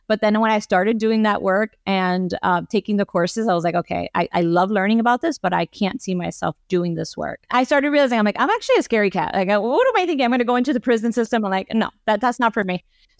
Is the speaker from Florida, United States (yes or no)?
yes; Miami, Florida, United States; I grew up here in Miami. I am a first generation Cuban American